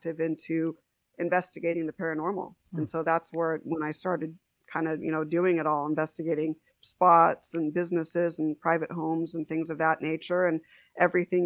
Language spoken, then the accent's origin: English; San Diego, California, United States; also born or lived in Huntington Beach, California / Las Vegas, Nevada; came back out to San Diego